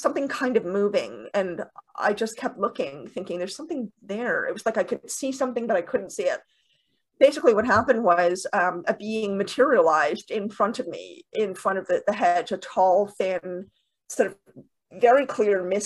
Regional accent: Canada; also born or lived in Toronto, Canada; I'm in Toronto, Canada. I'm Canadian.

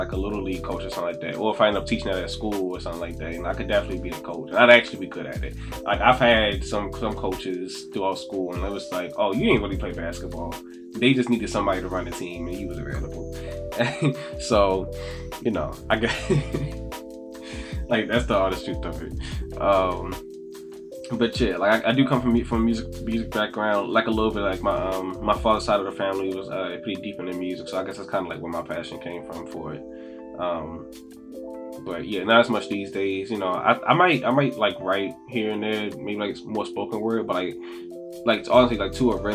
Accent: Baltimore, Maryland, United States; I'm from Baltimore. Born here, moved away for a little bit as a kid, and have been back in Baltimore pretty much since I was like four or five, like this is home.

